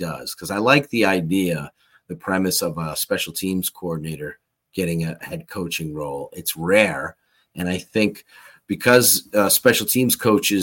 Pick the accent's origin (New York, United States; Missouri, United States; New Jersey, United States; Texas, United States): New York, United States; I'm born and raised in New York